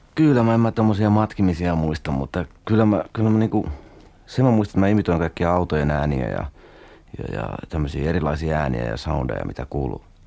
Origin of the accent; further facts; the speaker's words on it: Kangasala, Pirkanmaa, Finland; also born or lived in Vahto, Turku area, Finland; mehän tultiin niinku Turusta, eli sieltä Vahdolta tänne